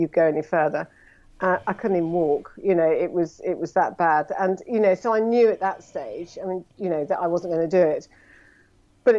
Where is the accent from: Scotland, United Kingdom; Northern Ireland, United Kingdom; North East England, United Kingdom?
Scotland, United Kingdom; accent: plummy; I'm a Scot